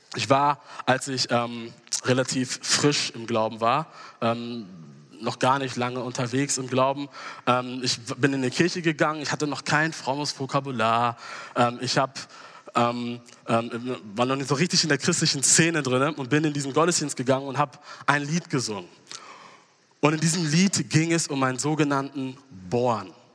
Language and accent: German; Hamburg, Germany; moved away; also born or lived in Gießen; ich komm aus Hamburg, aber wir haben in den letzten Jahren in Gießen gelebt